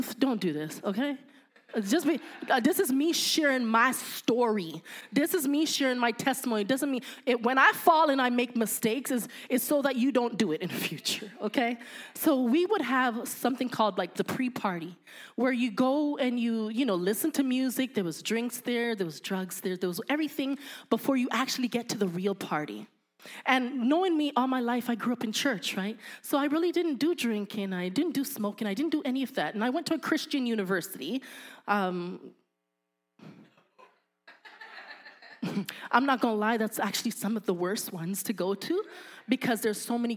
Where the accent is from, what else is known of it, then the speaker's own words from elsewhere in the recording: Canada; I'm Canadian